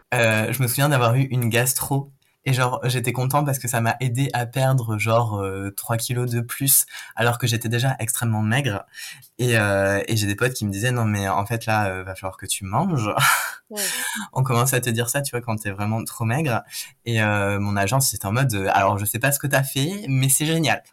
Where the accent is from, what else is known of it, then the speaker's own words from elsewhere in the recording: Toulouse, Occitania, France; moved away; je viens de Toulouse